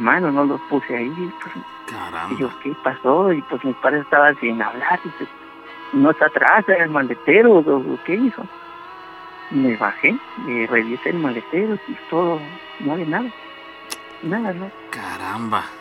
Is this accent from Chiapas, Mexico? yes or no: no; Xalapa, Veracruz, Mexico; Yo soy originario de Jalapa, Veracruz